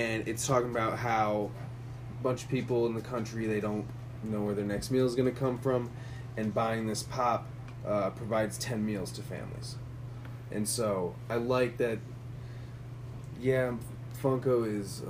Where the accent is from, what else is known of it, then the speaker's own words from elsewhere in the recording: Connecticut, United States; I'm from Connecticut